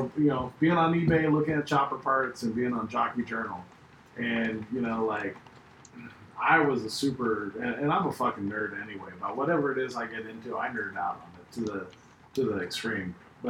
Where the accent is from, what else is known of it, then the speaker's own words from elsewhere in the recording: Northern California, United States; moved away as an adult; also born or lived in San Diego / Virginia; I was in San Diego at the time. And, you know, I'm from California originally, but I'd moved to Southern California in the Navy.